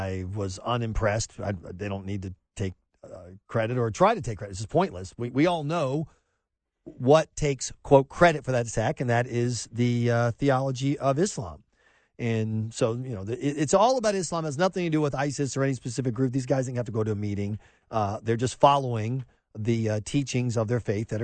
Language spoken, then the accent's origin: English; South Carolina, United States; I'm from South Carolina. We didn't have any Catholics